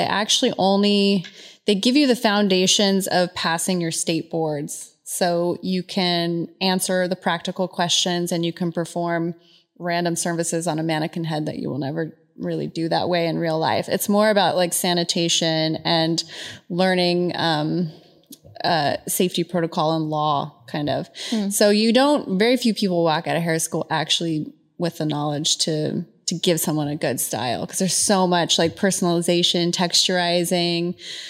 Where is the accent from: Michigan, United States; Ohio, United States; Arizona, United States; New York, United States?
Arizona, United States; Phoenix; also born or lived in Southern California; Born in Southern California. Okay. Until I was about five. And then my mom, divorced my dad and we relocated to Phoenix.